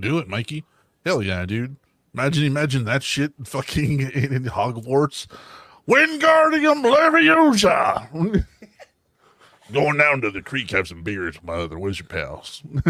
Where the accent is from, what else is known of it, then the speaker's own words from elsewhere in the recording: Texas, United States; I'm from Texas